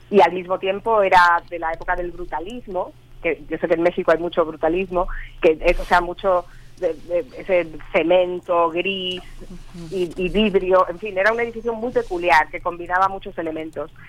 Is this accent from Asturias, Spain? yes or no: no; La Gomera, Canary Islands, Spain; accent: Gomeran; sí, yo ya perdí el acento, pero bueno, sale la gomera un poquito